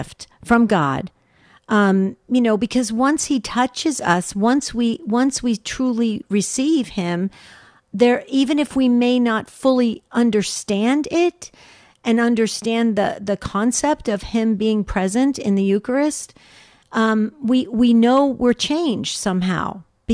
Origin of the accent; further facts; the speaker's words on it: New Jersey, United States; I grew up in New Jersey